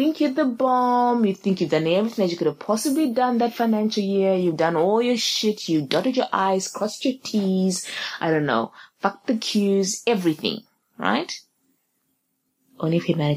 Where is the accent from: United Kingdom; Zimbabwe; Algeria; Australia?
Zimbabwe; I'm from Zimbabwe.